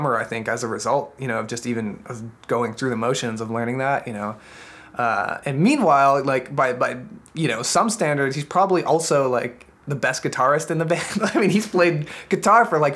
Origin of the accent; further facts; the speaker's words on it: Boston, Massachusetts, United States; also born or lived in Maine; now in Seattle, United States; I'm from the Boston area